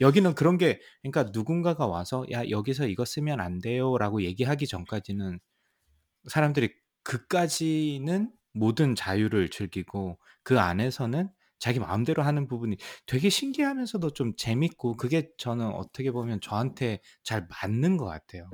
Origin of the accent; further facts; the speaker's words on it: South Korea; also born or lived in Seoul, South Korea / Troy, New York, United States; now in United States; 저는 또 이제 지방 출신이다 보니까